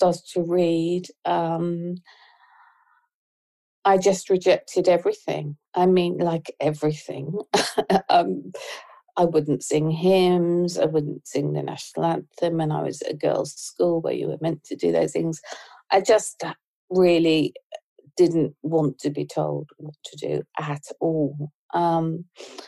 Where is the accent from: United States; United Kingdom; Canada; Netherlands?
United Kingdom; Ipswich, East of England; I was born in Ipswich.